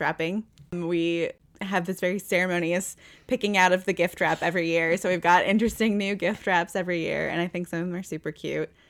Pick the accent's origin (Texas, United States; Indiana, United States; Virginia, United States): Indiana, United States; Northwest; now in Louisville, United States; I grew up around Chicago, like Northwest Indiana, on like Michigan, the, the region, as they call it.